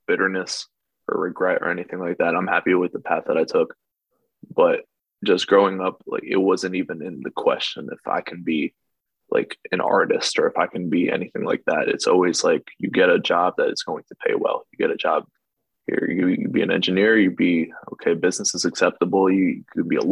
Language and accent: English; New Jersey, United States; we grew up in New Jersey, so we're stuck here our whole lives